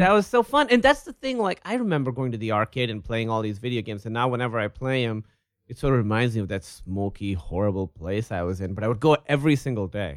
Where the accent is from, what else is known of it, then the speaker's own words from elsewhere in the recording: Pakistan; when I was a little kid, I grew up in Pakistan